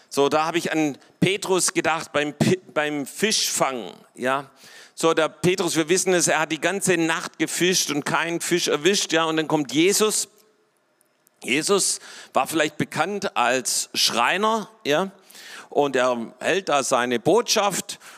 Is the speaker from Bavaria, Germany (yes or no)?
no; Baden-Württemberg, Germany; So, ich bin selber hier im Schwabenland aufgewachsen und äh, und, und hier die Schwaben sind mal ein bisschen so kleinkariert und eng.